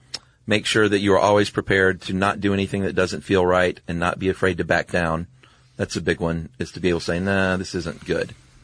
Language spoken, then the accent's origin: English; Wellington, New Zealand; Hey guys, I'm from Wellington. I thought I'd share some light on one of New Zealand's more prominent gangs, the Mongrel Mob.